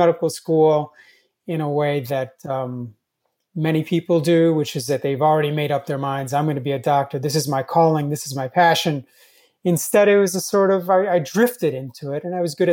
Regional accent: Turkey; moved away; I wasn't born in this country. I was born in Turkey.

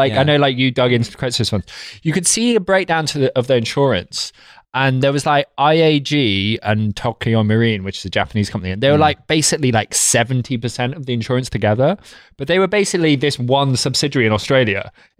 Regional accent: Derby, East Midlands, United Kingdom; So yeah, not a southerner. I'm from

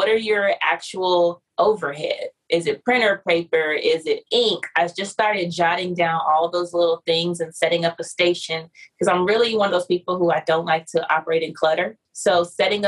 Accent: San Diego, California, United States; I'm from San Diego

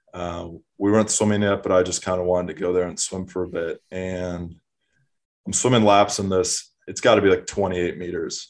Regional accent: Minneapolis, Minnesota, United States; now in Austin, United States; I'm originally from Minneapolis, Minnesota

